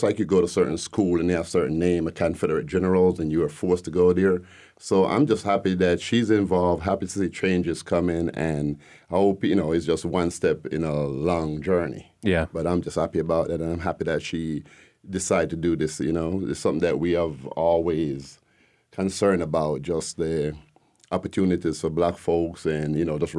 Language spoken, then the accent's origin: English; Jamaica; now in Decatur, United States; Uh, you can tell originally I'm not from here. I'm from Jamaica.